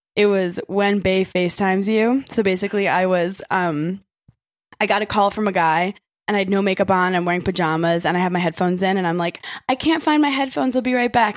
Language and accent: English; New York City, New York, United States; I am a native New Yorker